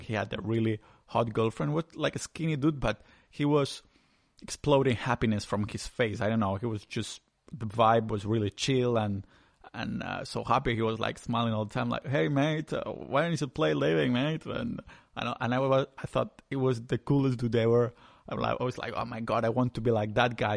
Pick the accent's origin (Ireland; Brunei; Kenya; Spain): Spain; accent: Spanishy; English is a second language